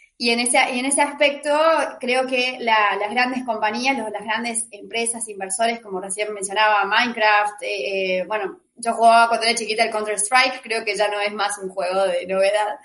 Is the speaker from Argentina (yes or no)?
yes; Argentina; soy de Argentina